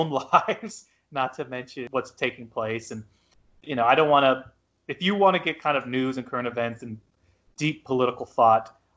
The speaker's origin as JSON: {"language": "English", "town": "San Antonio", "region": "Texas", "country": "United States", "tie": "born or raised there", "said": "my love for my hometown"}